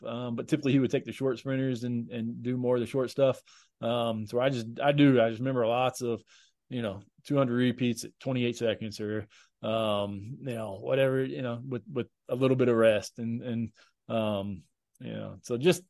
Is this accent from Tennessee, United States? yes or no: yes; Johnson City, Tennessee, United States; born there; it was at East Tennessee State University in Johnson City, Tennessee, which is where I was born in Tennessee and where my mom grew up.